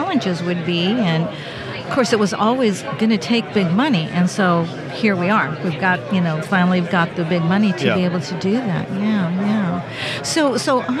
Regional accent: California, United States; I'm from California.

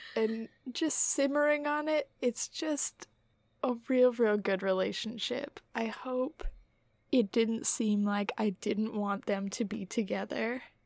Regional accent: Utah, United States; We're from Utah

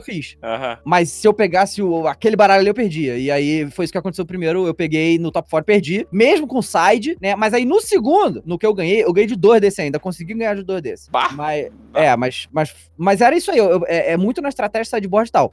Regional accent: Rio de Janeiro, Brazil; moved away as an adult; now in São Paulo, Brazil; eu sou do Rio de Janeiro, né? Eu me mudei há um ano atrás, aqui para São Paulo agora

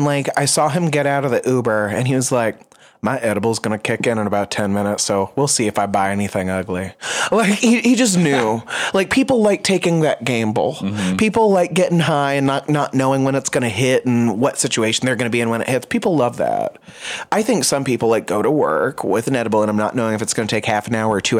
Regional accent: the state above Tennessee, Appalachia, United States; I'm from the state above that.

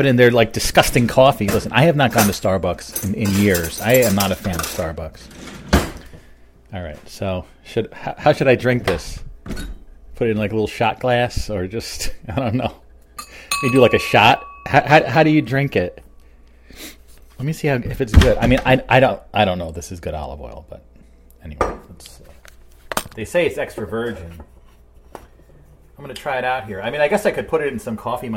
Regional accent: New Jersey, United States; my home state of New Jersey here

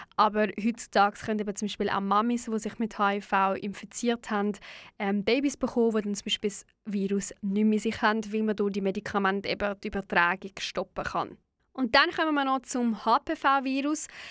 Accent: Switzerland; bei uns in der Schweiz

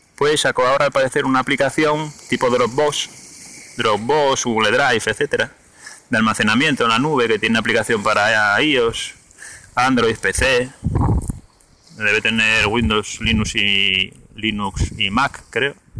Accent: Gijón, Asturias, Spain; yo soy de Gijón

